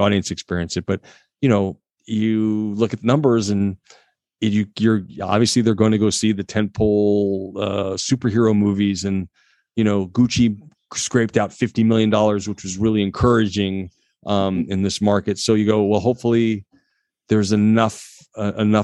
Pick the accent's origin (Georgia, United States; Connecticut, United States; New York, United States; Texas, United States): Connecticut, United States; I grew up in Connecticut